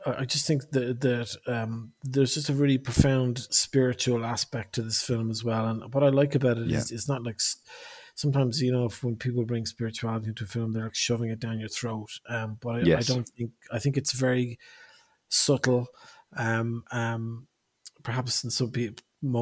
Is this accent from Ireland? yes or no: yes; Ireland; I'm from Ireland